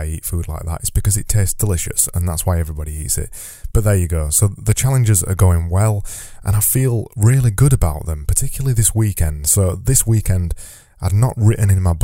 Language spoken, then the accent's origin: English; Yorkshire and the Humber, United Kingdom; I say flow because I'm from Yorkshire and I extend my vowels